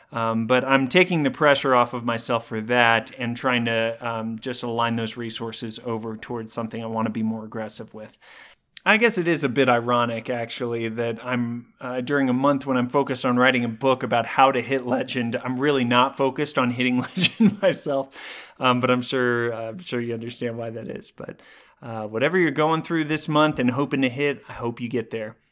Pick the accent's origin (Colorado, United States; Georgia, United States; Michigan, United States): Colorado, United States; my hometown of Colorado